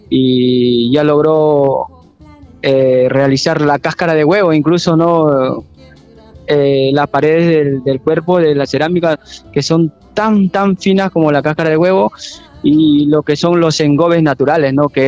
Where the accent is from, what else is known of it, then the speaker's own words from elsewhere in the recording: Supe, Lima, Peru; Bueno, yo vengo del norte de Perú, de Lima a cuatro horas. Eh, vengo de la civilización más antigua de América, Caral, supe.